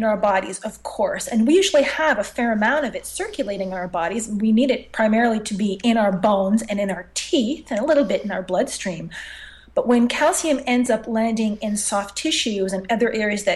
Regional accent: Montreal, Quebec, Canada; I'm born and raised in Montreal

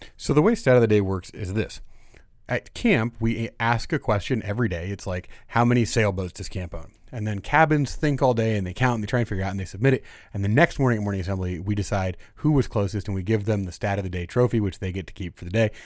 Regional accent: Indiana, United States; I'm from Indiana

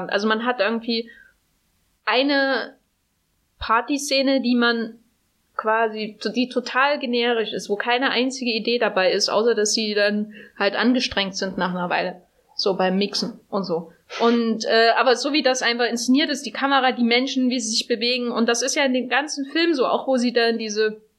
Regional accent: Berlin, Germany; Szenerien trifft, die uns ja durchaus bekannt sind als äh, Berliner.

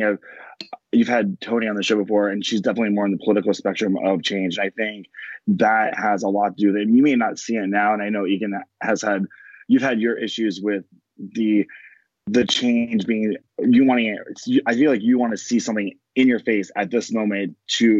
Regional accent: Pasco County, Florida, United States; also born or lived in Tampa, Florida / Memphis, Tennessee; I lived in Florida my whole life. I grew up in Pasco County, which is very predominantly white

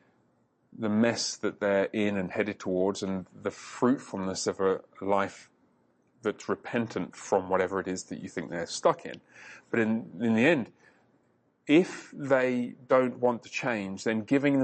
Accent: England, United Kingdom; part of England I grew up

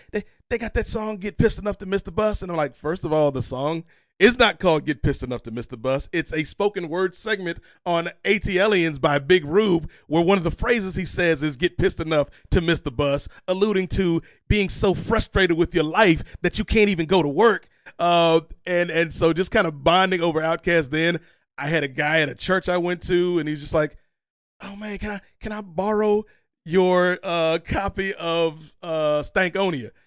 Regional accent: Virginia, United States; growing up in Virginia

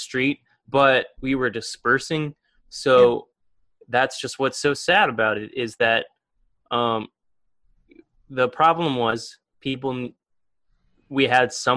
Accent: Madison, Indiana, United States; now in Bloomington, United States; I'm from Madison

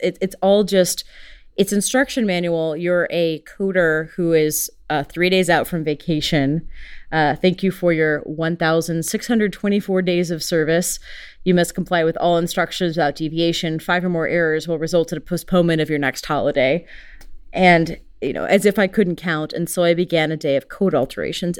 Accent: United States; I'm very American

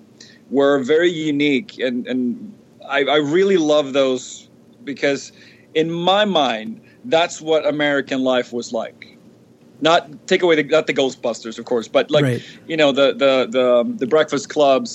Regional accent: Sweden; moved away as an adult; now in United States; Born and raised

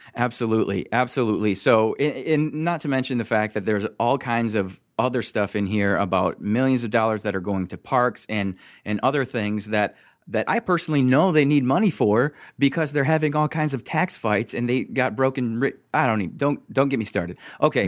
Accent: Michigan, United States; I'm from Michigan

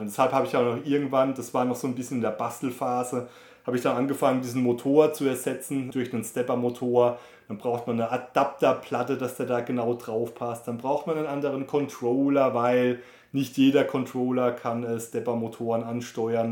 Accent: Germany; bei uns in Deutschland

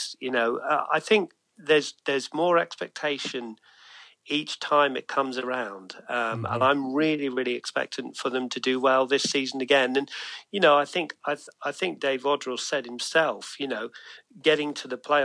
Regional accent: England, United Kingdom; moved away; growing up in England

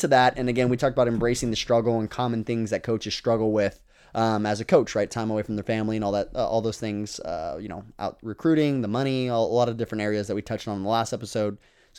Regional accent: Texas, United States; I don't struggle with insecurity and I'm from Texas. I'm from Texas.

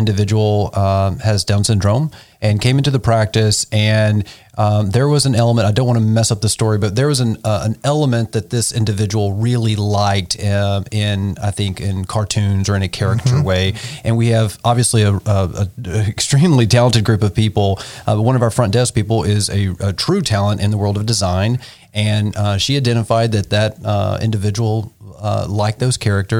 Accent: the South, United States; now in Nashville, United States; growing up in the South

